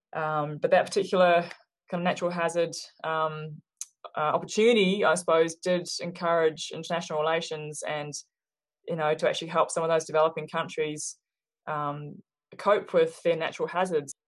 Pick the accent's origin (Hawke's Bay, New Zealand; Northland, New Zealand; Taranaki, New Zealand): Hawke's Bay, New Zealand; moved away as an adult; also born or lived in Australia; now in Reno, United States; I grew up in New Zealand. I'm from New Zealand and grew up in rural uh, Hawke's Bay